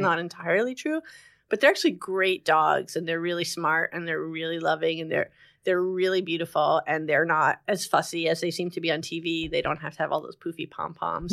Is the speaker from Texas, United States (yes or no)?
no; Englewood, New Jersey, United States; also born or lived in Montclair, New Jersey; I'm from Englewood, New Jersey